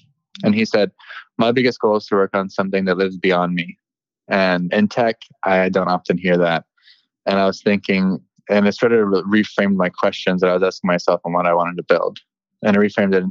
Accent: San Francisco, California, United States; born in San Francisco. I grew up in the Bay Area my whole life.

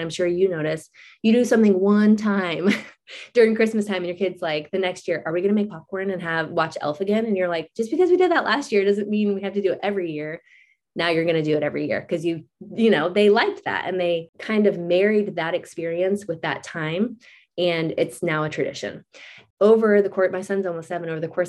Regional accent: Florida, United States; moved away; we moved from Florida that doesn't have any season. I mean, it basically has hot and hotter. That's really just the only, and we're from a beach town.

